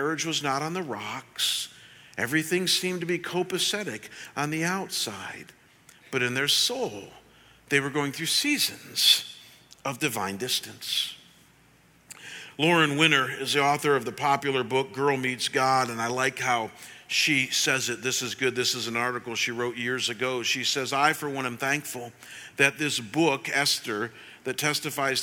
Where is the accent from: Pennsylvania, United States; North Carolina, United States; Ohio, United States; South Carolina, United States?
Ohio, United States; Cleveland; moved away as an adult; when I was pastoring in my hometown back in Cleveland